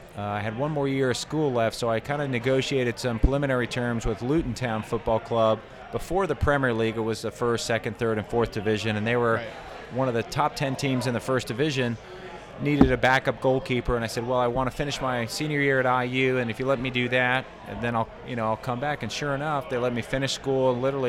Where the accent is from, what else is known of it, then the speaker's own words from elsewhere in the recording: Southwest Florida, United States; also born or lived in New York City / New Jersey; now in Indiana, United States; My mom was German. My dad was Danish. Emigrated to New York City, where I was born. So we grew up in New York, New Jersey for a few years before we moved down to Southwest Florida.